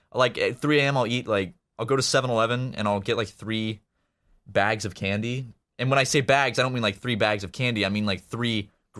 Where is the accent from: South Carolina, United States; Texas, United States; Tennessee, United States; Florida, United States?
South Carolina, United States; Charleston; moved away as an adult; now in Los Angeles, United States; I'm from Charleston, which is obviously a big city, but it's not like a huge metropolis.